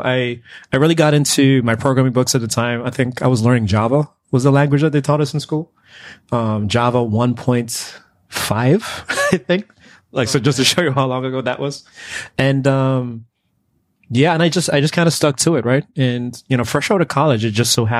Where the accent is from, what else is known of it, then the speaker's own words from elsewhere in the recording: Antigua & Barbuda; moved away as an adult; now in United States; I'm actually from the Caribbean. So I was, you know, born and raised in Antigua.